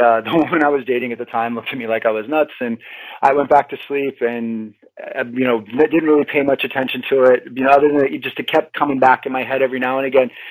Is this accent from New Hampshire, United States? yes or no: yes; New Hampshire, United States; I grew up in New Hampshire